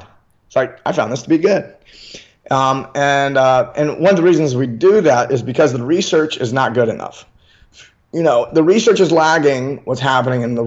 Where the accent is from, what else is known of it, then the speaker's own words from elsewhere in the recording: Memphis, Tennessee, United States; now in California, United States; I'm from Memphis, Tennessee